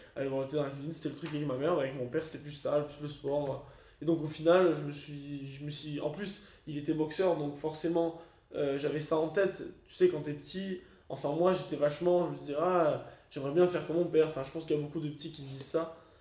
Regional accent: Monaco; je suis monégasque

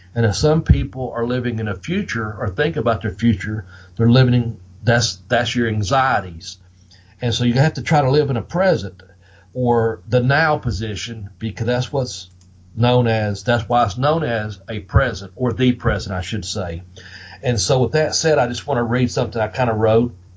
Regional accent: the South, United States; accent: southern; my southern accent

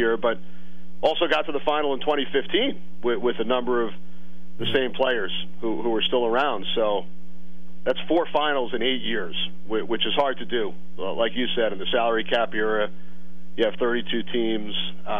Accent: Long Island, New York, United States; growing up on Long Island

